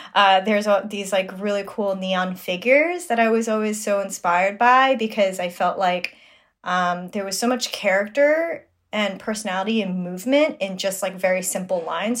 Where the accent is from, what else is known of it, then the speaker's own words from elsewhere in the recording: New York City, New York, United States; I'm born and raised in Flushing, Queens, New York